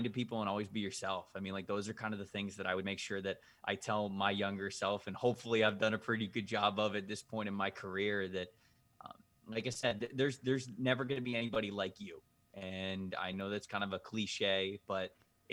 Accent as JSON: {"language": "English", "town": "Bradenton", "region": "Florida", "country": "United States", "tie": "born or raised there", "said": "I grew up just outside of Anna Maria Island in Bradenton, Florida."}